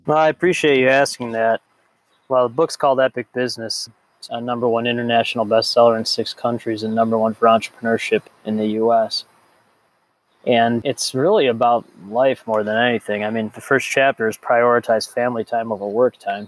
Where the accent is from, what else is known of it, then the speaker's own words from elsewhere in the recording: Chicago, Illinois, United States; I grew up in the North Shore of Chicago